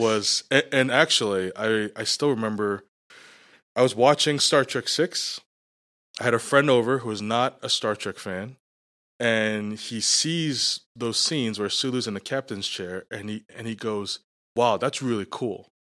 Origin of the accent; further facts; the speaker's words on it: New York, United States; also born or lived in Scarborough / Markham; now in Canada; Growing up in New York, I grew up, uh, in Little Italy, which was surrounded by Chinatown.